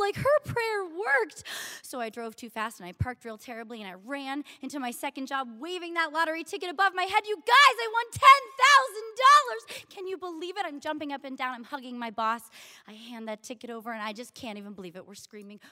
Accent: Washington, District of Columbia, United States; moved away as an adult; also born or lived in Syracuse, New York; I grew up in Washington, D C, went to school at Syracuse University

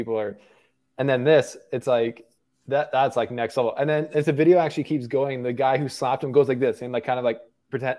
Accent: West Coast of Canada, Canada; moved away as an adult; now in Switzerland; I'm from the West Coast of Canada. So literally it would be my backyard, but I've moved to Switzerland for the next 6 months.

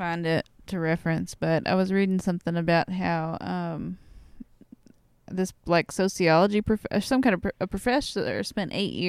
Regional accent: Wisconsin, United States; accent: Wisconsin; And I really want to talk with my Wisconsin accent the entire time.

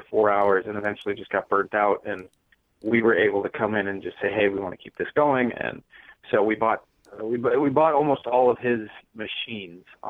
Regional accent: Minneapolis, Minnesota, United States; I grew up in Minneapolis

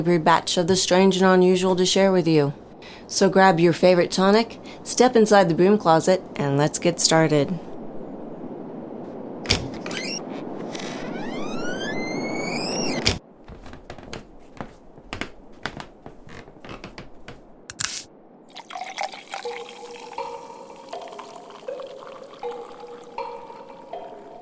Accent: Dayton, Ohio, United States; now in Fort Wayne, United States; I'm from Dayton, Ohio

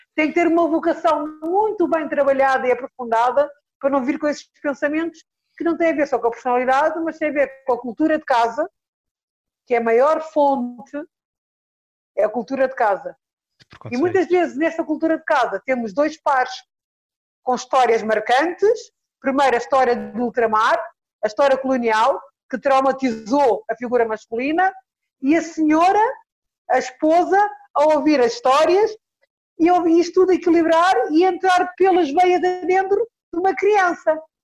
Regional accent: Lisbon, Portugal; eu nasci em São Jorge de Arroios

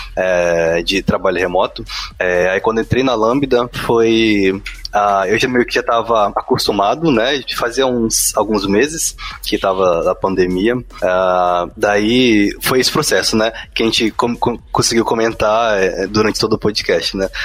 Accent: Espírito Santo, Brazil; eu sou do Espírito Santo

